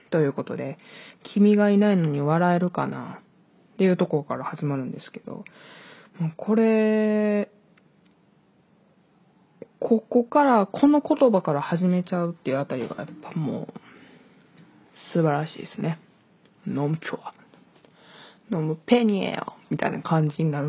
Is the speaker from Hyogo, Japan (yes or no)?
yes; Hyogo, Japan; also born or lived in Hokkaido; 北海道生まれ、兵庫県育ちの23歳の